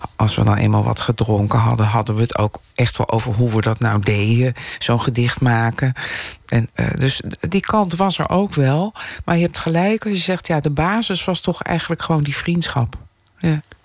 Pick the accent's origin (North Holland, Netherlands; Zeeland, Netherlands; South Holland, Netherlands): South Holland, Netherlands; Delft; now in Amsterdam, Netherlands; ik ben in Delft opgegroeid